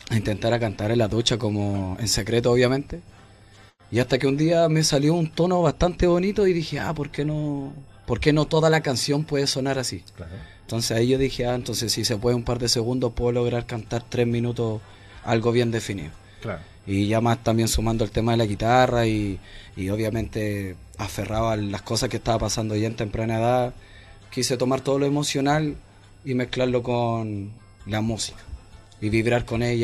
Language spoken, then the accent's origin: Spanish; Santiago, Santiago Metropolitan Region, Chile; also born or lived in Licantén, Chile; En Lincantén. Y claro, nací allá y, y claro, pasó el tiempo, casi tres años más o menos, ya después llegué aquí a Santiago y obviamente caí justamente aquí a Renca